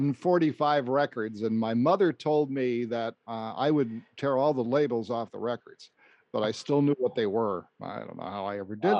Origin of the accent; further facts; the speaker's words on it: Western Massachusetts, United States; stations local to where I grew up in Western Massachusetts, WHYN in Springfield, and WDRC in Hartford